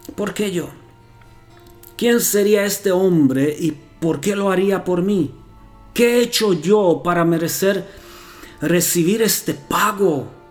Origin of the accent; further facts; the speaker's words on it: Romania; also born or lived in Costa Rica; now in Transylvania, Romania; soy rumano